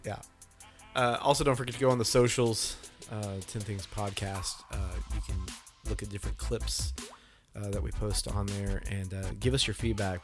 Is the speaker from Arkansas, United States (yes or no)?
yes; Arkansas, United States; we are from Arkansas